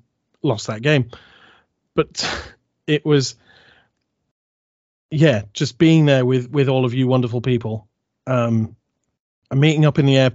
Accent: United Kingdom; We are Vikings fans from the UK

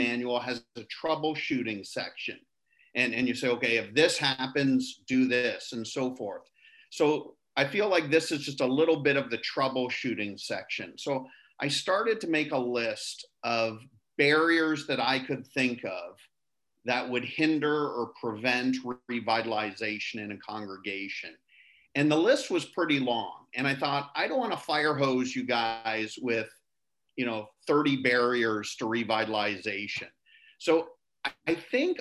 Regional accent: Canada; I'm from Canada

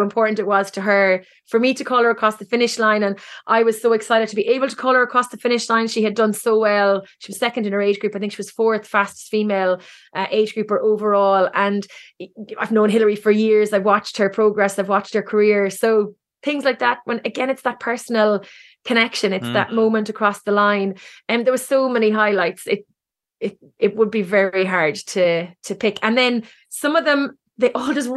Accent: Cork, Munster, Ireland; now in Galway, Ireland; I'm from Cork, even though I live in Galway

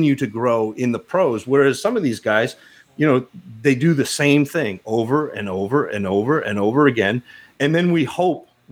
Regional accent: Northern Maine, United States; I grew up in Northern Maine

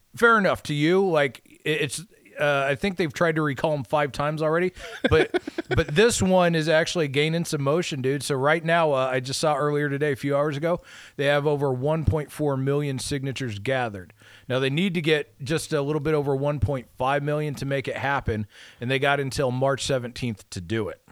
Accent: United States; I'm a red-blooded American

